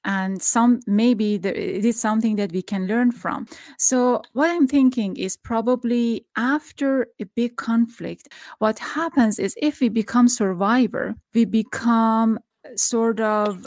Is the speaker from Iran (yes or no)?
yes; Iran; moved away; also born or lived in Tehran; I'm from Iran